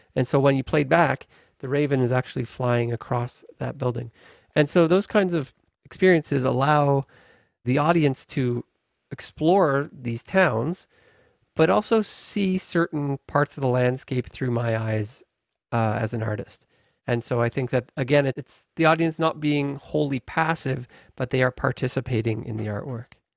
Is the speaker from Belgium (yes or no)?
no; Victoria, British Columbia, Canada; I grew up in Victoria and have always been connected to the landscape of the Pacific